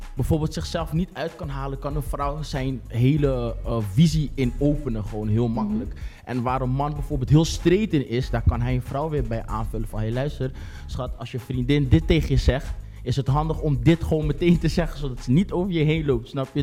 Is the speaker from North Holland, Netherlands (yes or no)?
no; Rotterdam, South Holland, Netherlands; Ik ben 26 jaar geboren en getogen in Rotterdam.